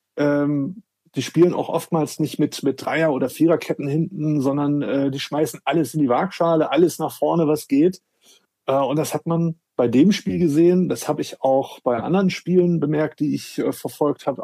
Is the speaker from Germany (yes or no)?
yes; Wolfsburg, Lower Saxony, Germany; now in Hamburg, Germany; bin aber gebürtiger Wolfsburger